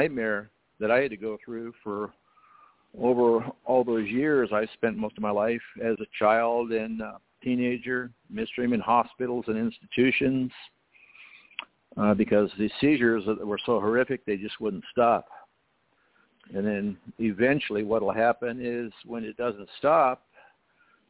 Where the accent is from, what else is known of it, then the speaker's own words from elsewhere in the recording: El Cajon, California, United States; also born or lived in San Diego, California; I was born in San Diego, California, and, of course, I grew up in San Diego area, mostly in El Cajon